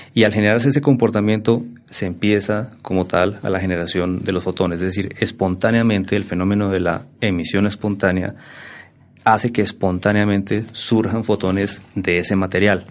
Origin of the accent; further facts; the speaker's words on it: Boyacá, Colombia; moved away as an adult; also born or lived in Bogotá; yo soy boyacense de pura raza, como dice la canción. nací por allá ya hace algunos, algunos octubres atrás. Mm, egresado del Colegio Nacional de Sugamuxi, un colegio referente en Boyacá